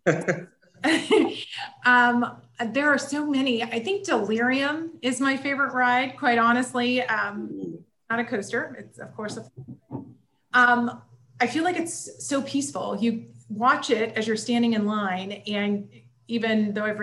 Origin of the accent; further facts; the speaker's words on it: Indiana, United States; moved away as an adult; now in Cincinnati, United States; I'm from Indiana